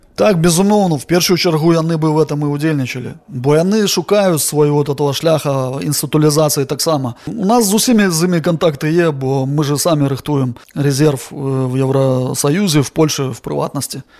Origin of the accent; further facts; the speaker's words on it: Belarus; як беларусы